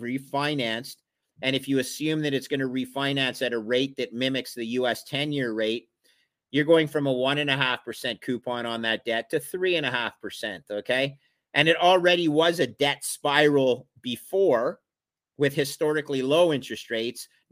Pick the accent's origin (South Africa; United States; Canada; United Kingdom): Canada; I'm a Canadian